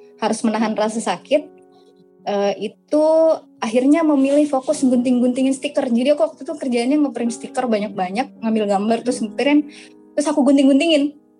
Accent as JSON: {"language": "Indonesian", "region": "West Sulawesi", "country": "Indonesia", "tie": "born or raised there", "said": "aku asli Sulawesi Barat. Jadi banyak yang nyangka aku aslinya Bandung. Aku asli Sulawesi Barat."}